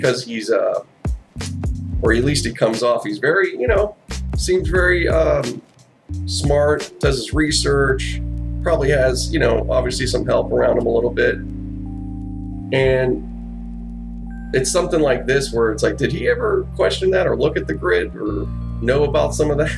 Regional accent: Pittsburgh, Pennsylvania, United States; moved away; I grew up in Pittsburgh. I wasn't from there, you know, I wasn't born there, but I was there

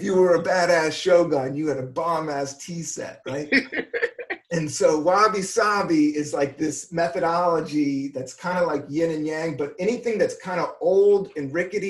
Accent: United States; being American is just crazy and cool, but off

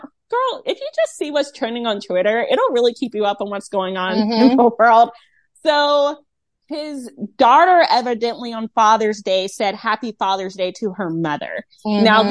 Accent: Rocky Mount, North Carolina, United States; my hometown

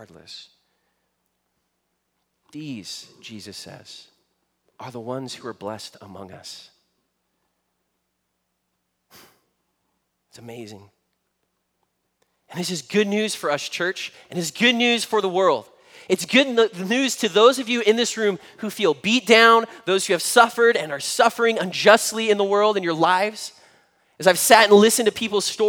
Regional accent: United States; As an American Christian who's lived a very middle-class, privileged life

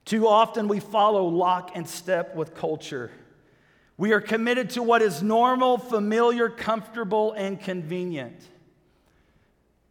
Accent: United States

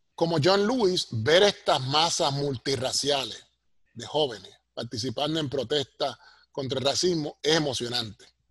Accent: Puerto Rico; moved away as an adult; now in United States; Los que estamos en esta posición en Estados Unidos, que somos boricuas, criados en la isla, pero trabajamos acá

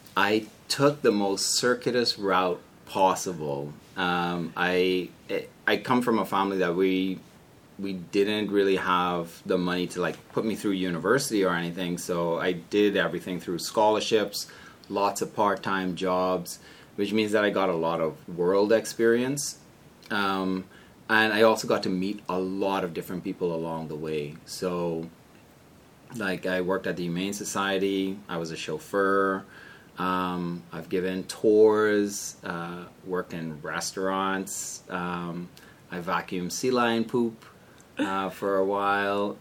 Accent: Bahamas; moved away as an adult; also born or lived in Maryland, United States / Oxford, Ohio, United States; my home country

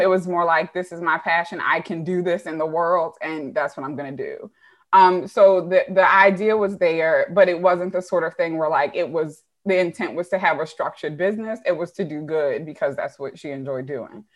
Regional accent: Baltimore, Maryland, United States; moved away as an adult; also born or lived in Woodlawn, Maryland / New Jersey; I am originally from Baltimore. Um, I was born in Mercy

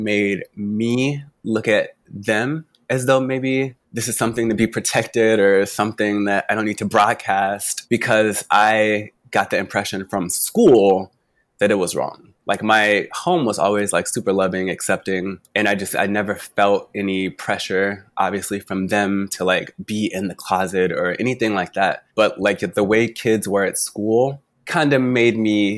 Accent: Arkansas, United States; I was born in Arkansas.

